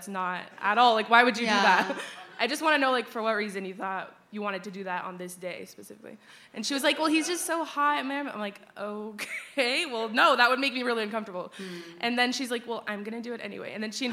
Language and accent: English; Las Vegas, Nevada, United States; moved away; I'm from Las Vegas originally.